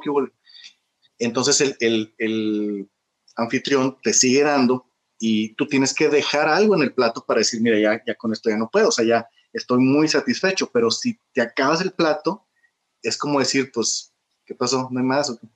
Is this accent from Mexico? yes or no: yes; Monterrey, Nuevo León, Mexico; moved away as an adult; now in China; yo crecí en los 70 en Monterrey